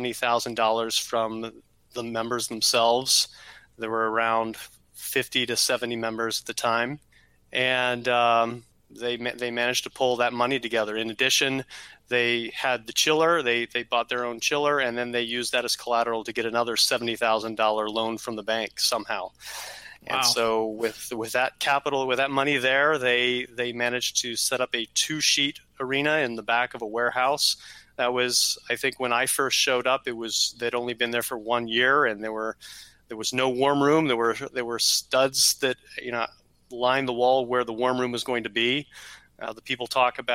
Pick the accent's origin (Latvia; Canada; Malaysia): Canada; now in Columbus, United States; I grew up in Canada, spent about 10 years up there